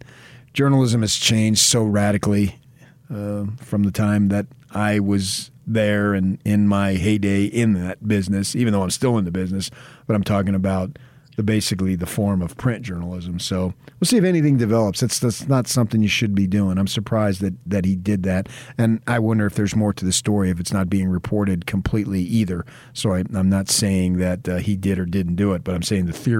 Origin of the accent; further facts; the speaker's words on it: Northeast, United States; now in Utah, United States; growing up in the Northeast before I moved west